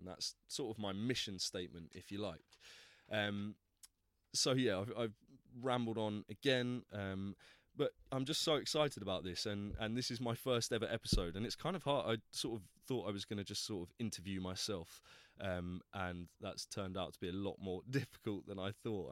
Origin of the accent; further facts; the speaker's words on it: Plymouth, South West England, United Kingdom; moved away as an adult; now in London, United Kingdom; I was born in Plymouth, down in the southwest coast, um, and I came to London to go to drama school back in two thousand eight